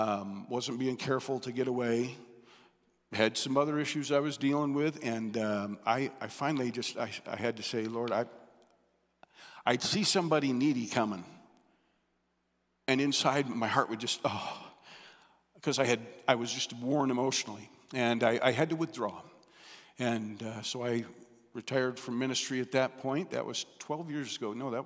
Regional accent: Michigan, United States; born there; I'm a Midwesterner. I was born in southern Michigan to … my dad went into the pastorate

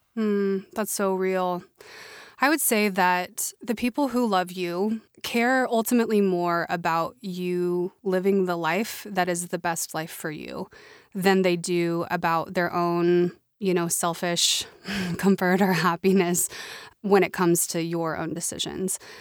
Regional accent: Oklahoma City, Oklahoma, United States; moved away as an adult; I grew up in Oklahoma City, or a suburb, rather, of Oklahoma City.

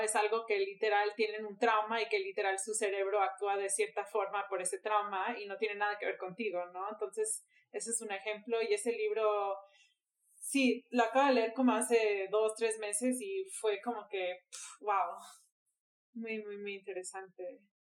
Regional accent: Miami, Florida, United States; now in Mexico City, Mexico; soy de Miami, vivo en la Ciudad de México

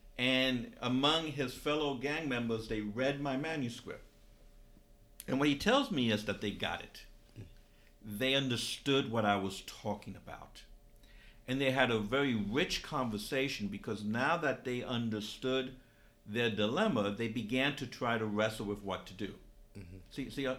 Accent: New York, United States; Because I'm from New York and I'm familiar with that story more because I lived during that time.

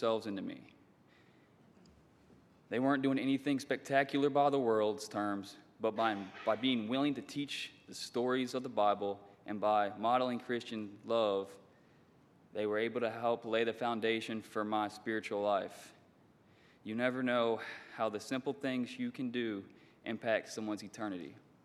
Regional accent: Roanoke, Virginia, United States; I was born and raised here in Roanoke

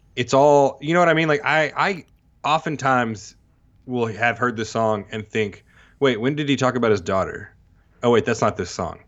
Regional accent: Texas, United States; also born or lived in Mississippi; now in Tupelo, United States; I grew up in Texas, s-, partly in, partly in Mississippi

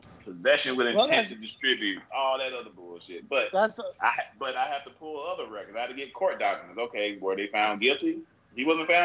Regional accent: the South, United States; where I grew up at in the South

